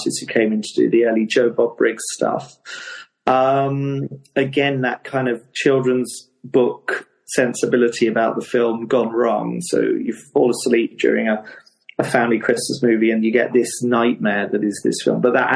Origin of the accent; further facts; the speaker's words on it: Hastings, South East England, United Kingdom; Hastings, which is my hometown, which is a seaside town in Sussex in England